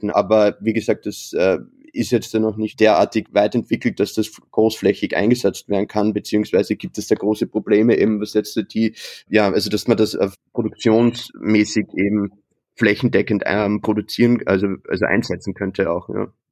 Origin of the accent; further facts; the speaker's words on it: Austria; als Österreicher, als Gelernter natürlich